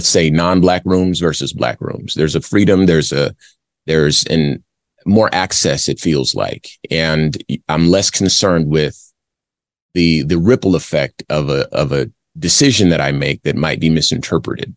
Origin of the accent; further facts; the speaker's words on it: Arizona, United States; I grew up in Arizona